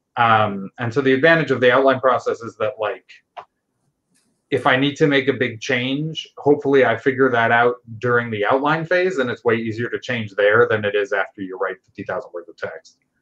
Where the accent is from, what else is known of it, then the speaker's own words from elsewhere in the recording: Westchester, New York, United States; moved away as an adult; also born or lived in Pittsburgh; now in Seattle, United States; I grew up in Westchester, so a little bit north of New York City.